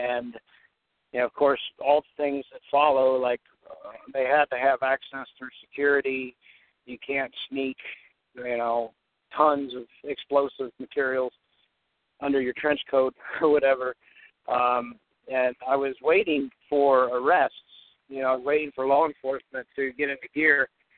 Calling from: Newport, Kentucky, United States; I'm calling from Newport, Kentucky.

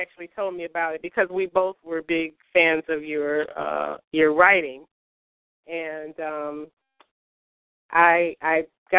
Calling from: Detroit, Michigan, United States; I'm calling from Detroit, Michigan.

